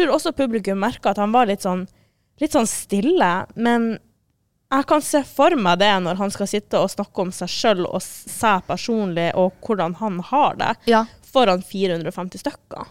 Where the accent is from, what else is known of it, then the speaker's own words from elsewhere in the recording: Northern Norway, Norway; jeg var fra eh, Nord-Norge